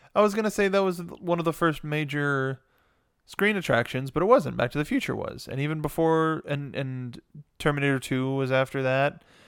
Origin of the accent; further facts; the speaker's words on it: Los Angeles, California, United States; we're born and raised in Los Angeles